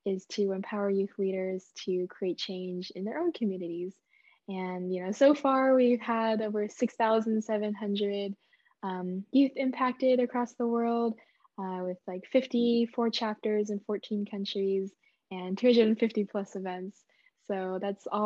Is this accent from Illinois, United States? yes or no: no; Bay Area, California, United States; I'm from Bay Area, California